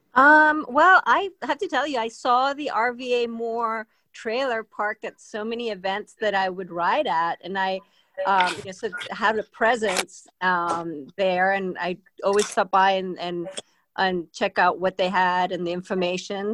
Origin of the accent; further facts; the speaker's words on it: Spain; also born or lived in Boston; now in Richmond, United States; I'm originally from Spain, and I uh, grew up on the water